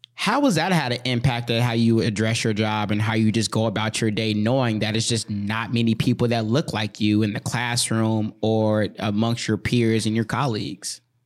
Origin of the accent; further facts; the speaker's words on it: White Bear Lake, Minnesota, United States; growing up in White Ri-, you know, two years, three years in White Bear Lake where we went to school